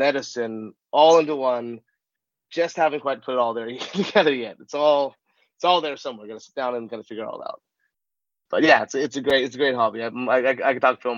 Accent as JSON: {"language": "English", "region": "Southern California", "country": "United States", "tie": "born or raised there", "said": "I grew up in Southern California. I was a kid of Hollywood"}